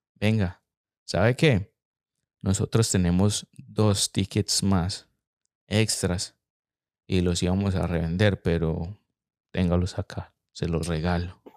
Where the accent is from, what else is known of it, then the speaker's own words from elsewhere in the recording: Medellín, Antioquia, Colombia; yo crecí en Colombia, en Medellín